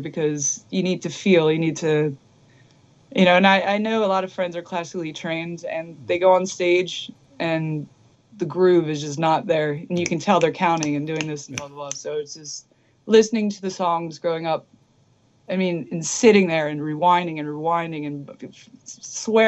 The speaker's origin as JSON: {"language": "English", "town": "Philadelphia", "region": "Pennsylvania", "country": "United States", "tie": "born or raised there", "moved": "as an adult", "lives_now": "Los Angeles, United States", "said": "I'm from Philly, and literally the music scene, it just didn't exist, you know. And when I was growing up, I was into like the thrash scene that was trying to stay together in Philly."}